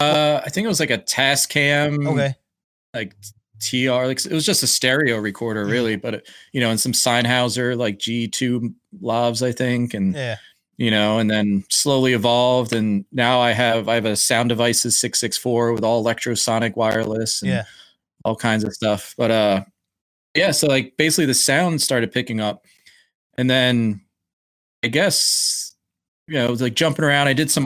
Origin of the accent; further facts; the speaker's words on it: Philadelphia, Pennsylvania, United States; cause I grew up in Philly and all those guys live just outside of Philly.